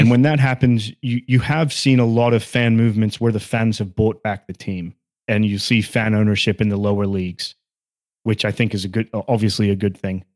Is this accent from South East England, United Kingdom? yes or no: no; Sunderland, North East England, United Kingdom; now in United States; I was born in Sunderland and I'm a Sunderland fan